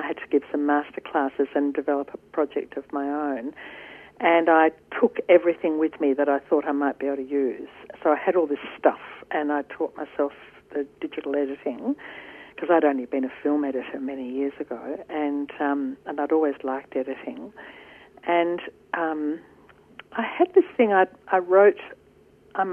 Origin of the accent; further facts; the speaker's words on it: Ringwood, Victoria, Australia; growing up in Ringwood on my father's hop research station